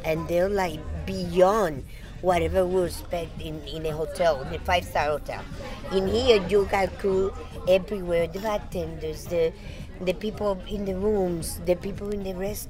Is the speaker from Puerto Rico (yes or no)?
yes; Puerto Rico; I'm from Puerto Rico